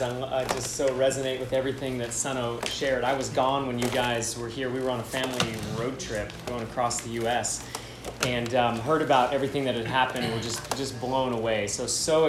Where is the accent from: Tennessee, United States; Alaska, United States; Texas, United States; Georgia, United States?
Alaska, United States; moved away as an adult; now in Kona, United States; I'm originally from Alaska